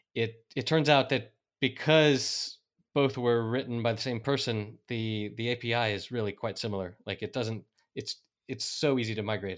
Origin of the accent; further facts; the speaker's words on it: North Carolina, United States; moved away as an adult; now in Spain; I'm an American from North Carolina who has been living in Spain for the past 14 years